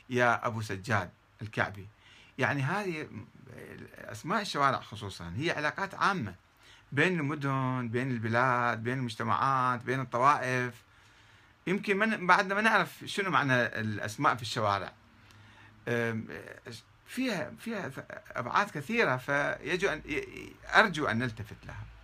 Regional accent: South, Iraq; طبعا أنا ابن الجنوب ولا أقبل بهذا

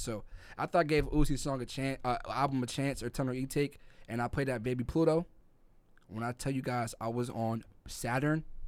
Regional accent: New York City, New York, United States; moved away; also born or lived in Jamaica; I'm from Brooklyn, New York, Crown Heights

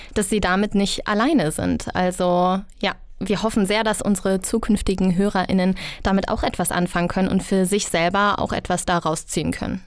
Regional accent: Bergisches Land, North Rhine-Westphalia, Germany; moved away as an adult; now in Berlin, Germany; ich komme aus dem Bergischen Land und ich bin dann, ja, nach Berlin gezogen

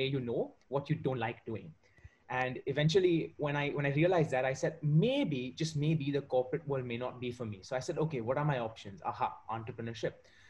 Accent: Mumbai, Maharashtra, India; also born or lived in Warwick, United Kingdom; I'm currently speaking from India. I've been born and raised in Mumbai

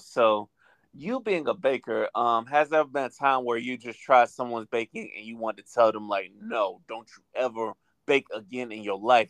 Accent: St. Petersburg, Florida, United States; moved away; My hometown is St. Petersburg, Florida. Shout out to St. Pete. That's by Tampa, if you don't know. So it's the Tampa Bay area.

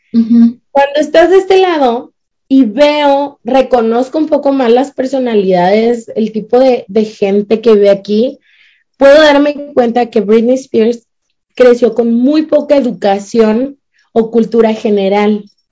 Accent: Mexico; now in Utah, United States; soy de México.

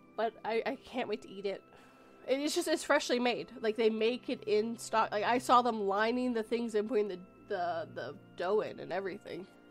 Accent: Canada; we have a way smaller population. It's tiny up here.

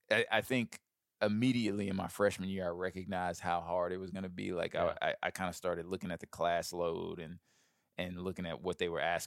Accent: Birmingham, Alabama, United States; So I grew up in Birmingham, Alabama. I was a very overweight kid from a young age

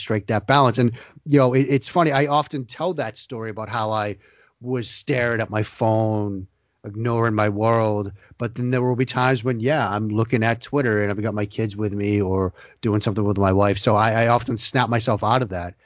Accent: Boston, Massachusetts, United States; growing up in the Boston area

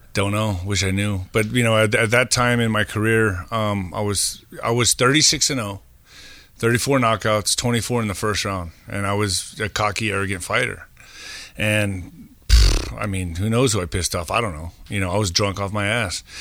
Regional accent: El Paso, Texas, United States; I grew up in El Paso, uh, next to Juarez

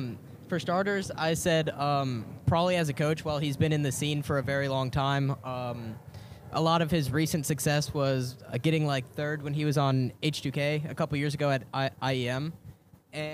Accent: Charlotte, North Carolina, United States; Charlotte, North Carolina.

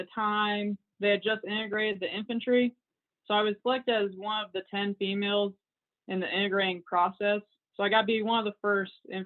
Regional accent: near Camp Atterbury, Indiana, United States; I always saw soldiers around Camp Atterbury, around my hometown

